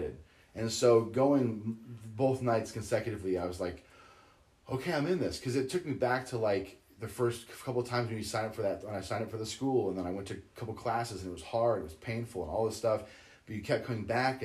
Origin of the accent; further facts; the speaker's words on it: Boise, Idaho, United States; moved away as an adult; also born or lived in Orange County, California; I grew up very sheltered in Boise, Idaho, in the 90s.